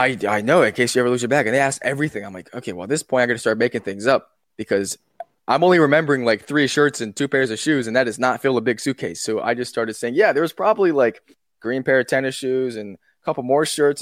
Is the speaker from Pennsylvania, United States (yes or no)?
yes; Pittsburgh, Pennsylvania, United States; also born or lived in Philadelphia; my hometown, a place called Pittsburgh